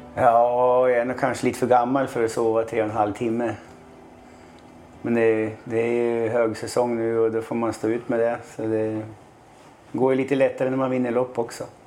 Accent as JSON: {"language": "Swedish", "town": "Sundsvall", "region": "Västernorrland County", "country": "Sweden", "tie": "born or raised there", "moved": "yes", "said": "jag är från Sundsvall då. Tre mil utanför Sundsvall"}